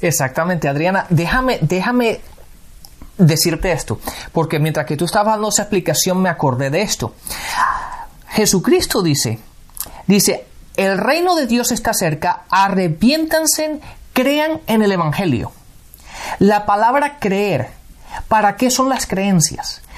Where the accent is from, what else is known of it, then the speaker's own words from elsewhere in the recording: Spain; físicamente nací en España.